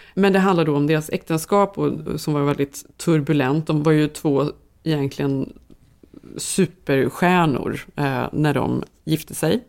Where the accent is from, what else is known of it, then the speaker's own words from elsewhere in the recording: Sweden; som svensk